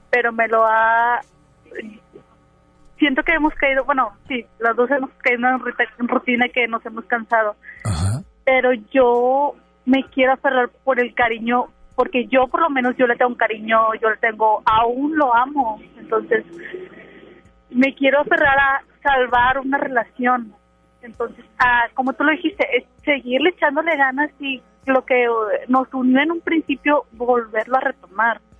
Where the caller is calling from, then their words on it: Monterrey, Nuevo León, Mexico; De Monterrey.